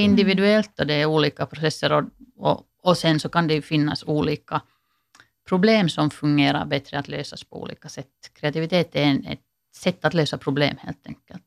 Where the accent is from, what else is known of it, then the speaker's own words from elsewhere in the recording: Finland; som finländare